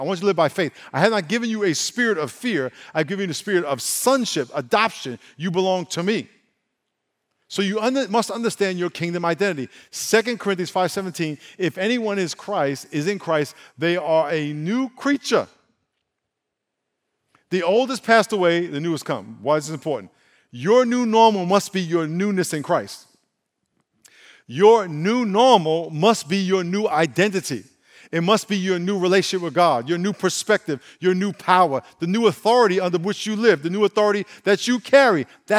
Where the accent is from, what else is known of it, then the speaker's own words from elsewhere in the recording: Brooklyn, New York, United States; born there; where I was born in Brooklyn